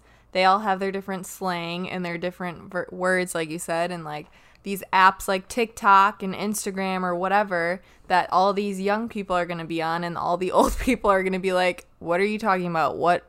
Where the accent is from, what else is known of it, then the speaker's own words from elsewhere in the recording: Midwest, United States; we're from the Midwest.